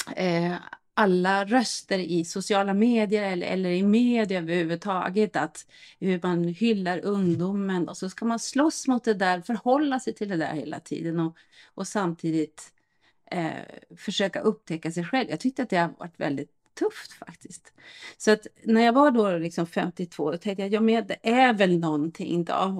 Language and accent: Swedish; Norrland, Sweden; now in Stockholm, Sweden; norrlänning från början